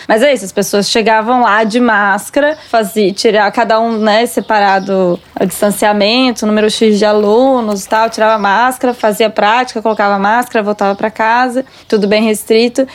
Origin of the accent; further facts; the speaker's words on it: Brasília, Federal District, Brazil; also born or lived in Minas Gerais; now in São Paulo, Brazil; a gente é de Brasília